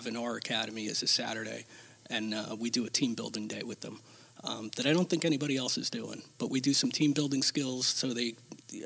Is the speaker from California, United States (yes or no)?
no; Toms River, New Jersey, United States; also born or lived in Stafford, New Jersey / Barnegat, New Jersey; I joined Toms River Number 1